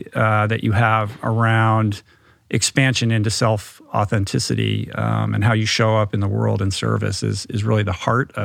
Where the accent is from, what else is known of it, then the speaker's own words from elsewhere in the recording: Detroit, Michigan, United States; And I'm from Detroit, so I know, you know, I know that vibe.